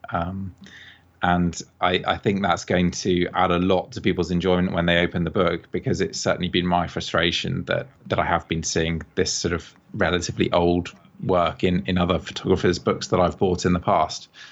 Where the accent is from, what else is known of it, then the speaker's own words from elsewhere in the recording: England, United Kingdom; now in Bath, United Kingdom; I'm I'm English myself, I live in Bath